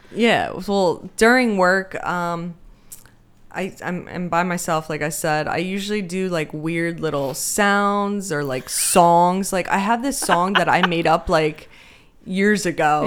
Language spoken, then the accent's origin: English; Pennsylvania, United States; also born or lived in Denmark; we've been here ever since. And I currently live in Sellersville